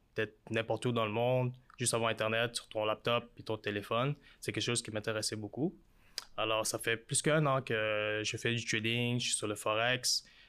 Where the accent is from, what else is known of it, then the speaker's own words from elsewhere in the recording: Montreal, Quebec, Canada; je viens de Montréal, je suis d'origine euh, vietnamienne